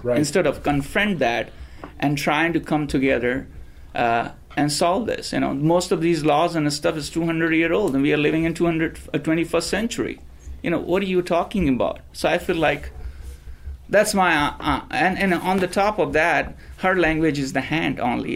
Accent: India; moved away as an adult; now in United States; I was ra- born and raised in India in a small town, and I came here uh, 16 years ago.

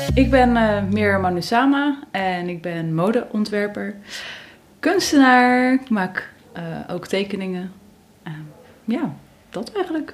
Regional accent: Middelburg, Zeeland, Netherlands; ik ben geboren in Zeeland, in Middelburg

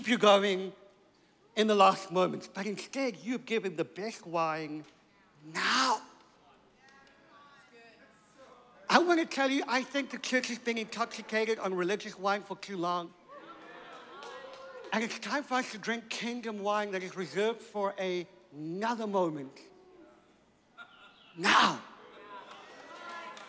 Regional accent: South Africa; I'm from South Africa.

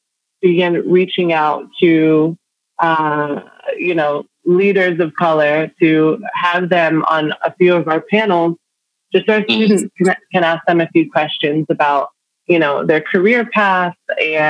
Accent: Nigeria; born there; also born or lived in London, United Kingdom / New York, United States; I was born in Nigeria.

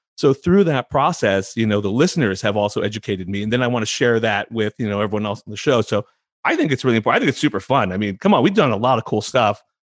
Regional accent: San Francisco Bay Area, California, United States; also born or lived in Indiana; I was born in Indiana, um, which is not what people are expecting when they see my name and they ask where I'm from and I tell them Indiana. Eh, but I grew up mostly in the Bay Area, in California, in the, the San Francisco Bay Area

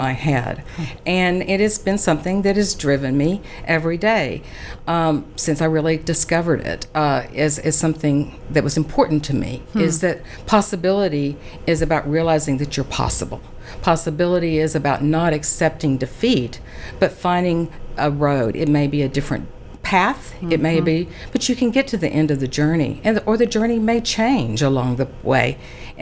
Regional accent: Big Spring, Texas, United States; also born or lived in Dallas, United States; now in Abilene, United States; It was kind of going back home because I was originally from Big Spring, which is a little farther than Abilene, before I came to Dallas.

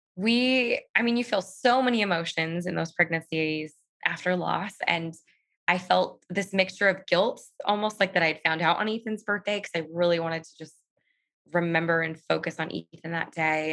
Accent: Southern California, United States; I am from Southern California and I live here with my husband, Chris

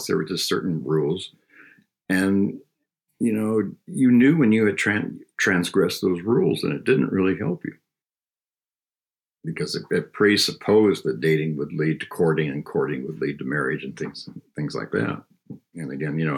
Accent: Southern California, United States; I grew up in Southern California

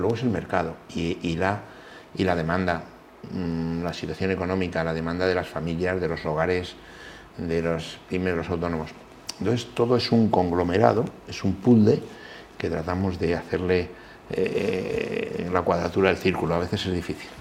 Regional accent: Villaconejos, Community of Madrid, Spain; Yo soy nacido en Villaconejos. Villaconejos es un pueblo, pueblecito de la provincia de Madrid

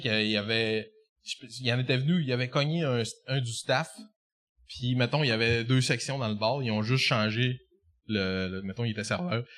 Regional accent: Jonquière, Quebec, Canada; je viens, je viens de Jonquin

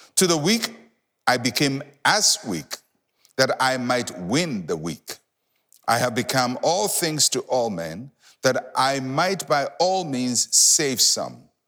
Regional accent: Ghana

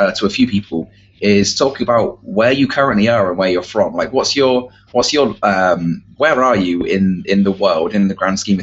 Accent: England, United Kingdom; moved away as an adult; now in United States; I'm back in the UK in general, and I'm back in my hometown

